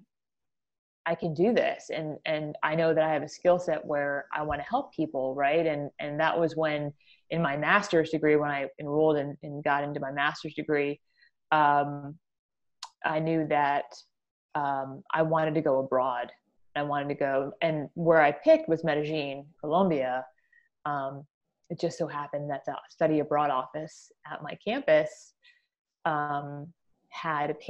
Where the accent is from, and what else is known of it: United States; accent: American